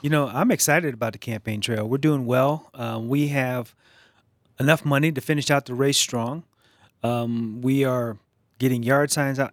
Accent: East Coast, United States; moved away; So, I grew up on the East Coast, and I grew up in a, a very liberal, progressive household

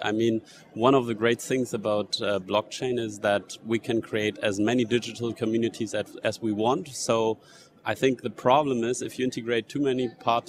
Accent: United States; I mean, if the US elects a president that I don't like, I mean, I have to leave my home country if I don't want to live under these policies.

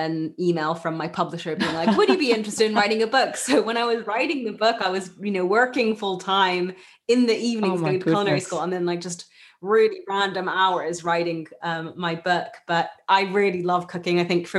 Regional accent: Japan; Muji is a brand that I grew up with in Japan.

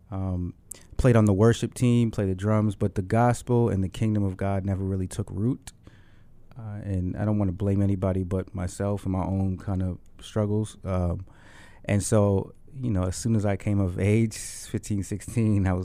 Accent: Dorchester, Massachusetts, United States; the problems or the issues or the desires that I was facing as a as a as a man growing up in Dorchester trying to find himself.

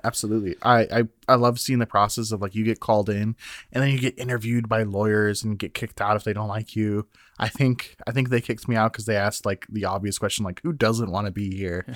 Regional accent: Minnesota, United States; now in Iowa, United States; as a Minnesotan

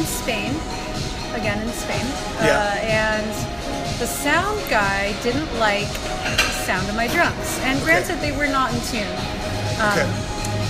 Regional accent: Michigan, United States; Growing up in Michigan

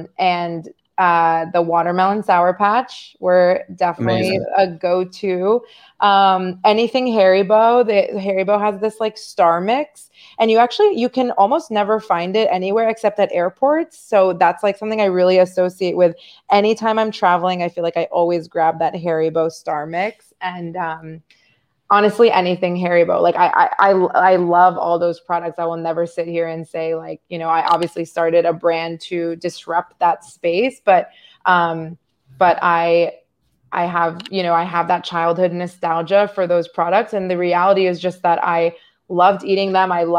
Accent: Northern Virginia, United States; I'm from Northern Virginia

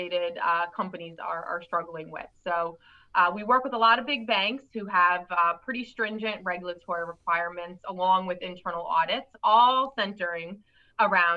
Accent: New York, United States; I'm a New Yorker.

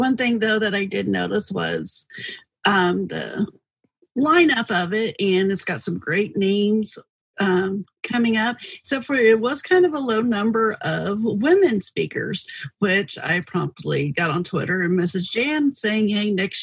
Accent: Carbondale, Illinois, United States; I hail from Carbondale, Illinois, which is one of the more southernest, most towns in Illinois.

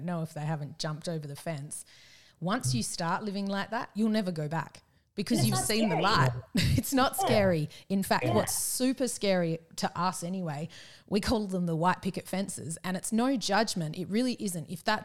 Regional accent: Perth, Western Australia, Australia; moved away as an adult; also born or lived in Melbourne / Japan / Yallingup; we're from Perth originally, we're in Melbourne for Roger's work

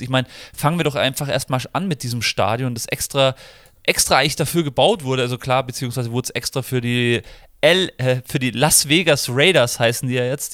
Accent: Germany; als Deutscher, auch wenn ich der englischen Sprache sehr mächtig bin

